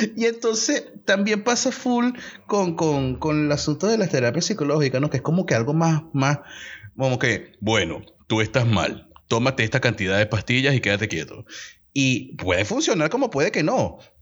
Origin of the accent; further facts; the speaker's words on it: Venezuela; moved away; como buenos venezolanos que somos, que estamos en otros países